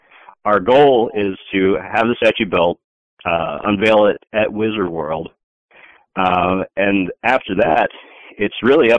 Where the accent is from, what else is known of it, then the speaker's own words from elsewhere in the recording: Iowa, United States; being a kid in Iowa, proud of being from Iowa